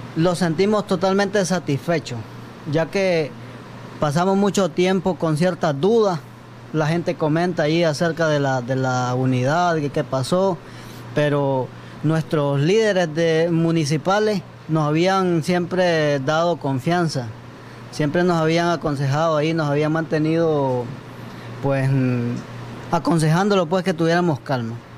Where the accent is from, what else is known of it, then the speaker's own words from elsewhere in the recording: Nicaragua; como nicaragüenses